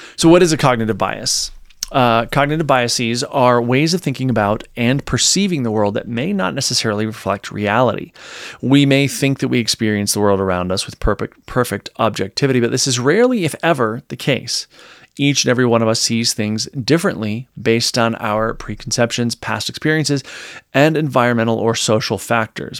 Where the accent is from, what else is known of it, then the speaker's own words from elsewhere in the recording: Virginia, United States; moved away; I'm from the South, from Virginia originally